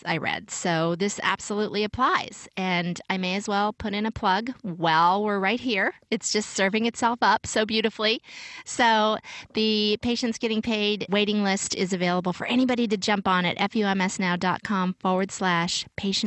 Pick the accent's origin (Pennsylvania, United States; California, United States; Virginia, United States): Virginia, United States